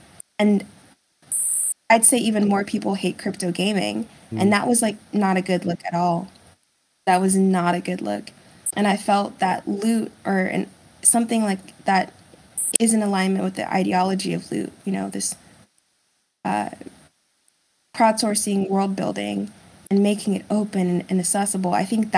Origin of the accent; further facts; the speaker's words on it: United States; English is a second language; also born or lived in Germany; And then we moved to the States when I was 6. And I had to take English classes because I didn't speak English.